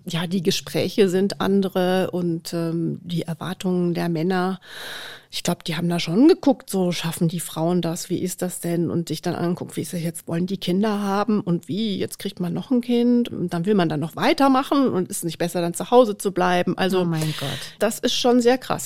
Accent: near Dortmund, North Rhine-Westphalia, Germany; moved away as an adult; now in Munich, Germany; Also ich bin in der Nähe von Dortmund groß geworden

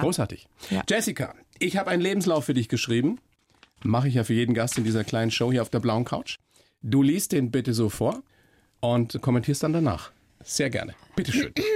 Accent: Weiden in der Oberpfalz, Bavaria, Germany; moved away; ich bin hier in Weiden in der Oberpfalz aufgewachsen, meine Eltern kommen aus dem Norden, dass ich nicht richtig Dialekt

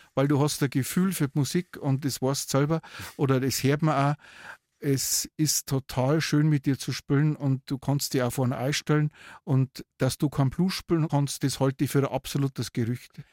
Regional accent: Regensburg, Bavaria, Germany; born or raised there; also born or lived in Waldsassen; now in Neumarkt in der Oberpfalz, Germany

